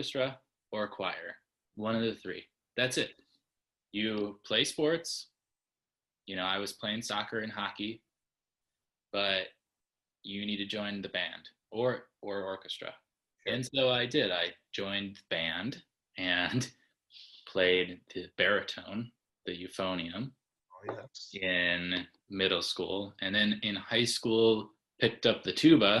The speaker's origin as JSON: {"language": "English", "town": "Batavia", "region": "Illinois", "country": "United States", "tie": "born or raised there", "also_born_or_lived": "Minnesota / Chicago", "moved": "as an adult", "said": "At the suburbs of Chicago"}